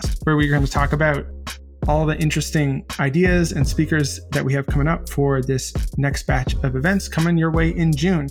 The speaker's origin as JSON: {"language": "English", "country": "Canada", "tie": "born or raised there", "said": "growing up in Canada"}